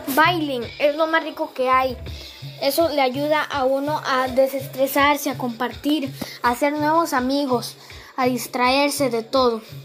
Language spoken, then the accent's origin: Spanish; San Carlos, Alajuela, Costa Rica; en San Carlos, porque este es mi pueblo y yo soy sancarleño